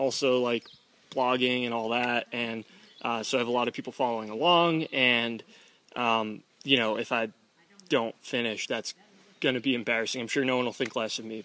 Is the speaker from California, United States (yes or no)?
no; Boston, Massachusetts, United States; I'm from Boston, Mass